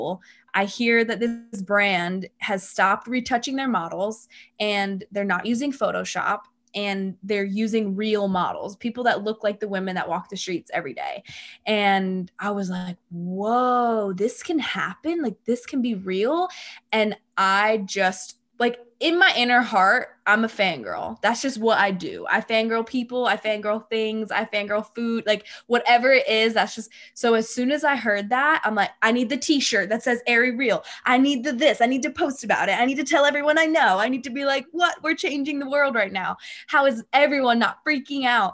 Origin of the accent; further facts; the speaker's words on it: New Jersey, United States; moved away as an adult; now in Austin, United States; I'm from New Jersey, but I just recently moved to Austin